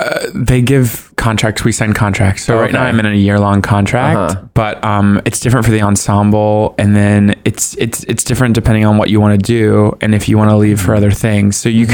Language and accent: English; Southern United States, United States; cause I'm from the South. You just like talk about people behind their backs.